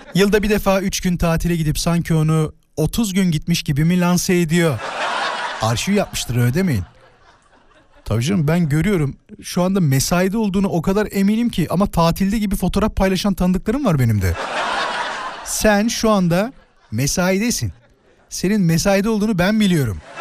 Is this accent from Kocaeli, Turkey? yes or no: yes; İzmit, Kocaeli, Turkey; moved away; İzmit'te doğdum ama yani orada büyüdüm ilk birkaç sene.